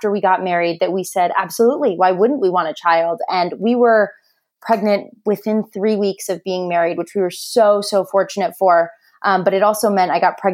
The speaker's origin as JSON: {"language": "English", "area": "Orange County", "region": "Southern California", "country": "United States", "tie": "born or raised there", "also_born_or_lived": "South Bend, Indiana", "said": "born and raised in Southern California, I'm one of six children"}